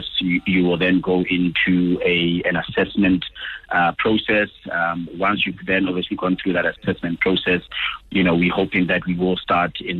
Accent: Botswana; now in South Africa; growing up in Botswana allowed us to get involved in a lot of big projects

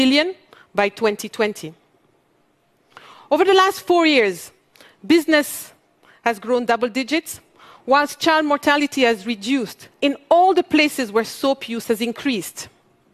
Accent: Mali; moved away; also born or lived in Europe; I come from Mali, one of the world's poorest countries. I grew up in a family where every dinner conversation was around social justice.

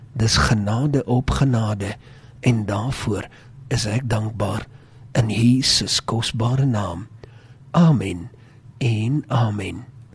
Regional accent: South Africa; ons het groot geword in Suid-Afrika met die woord van God

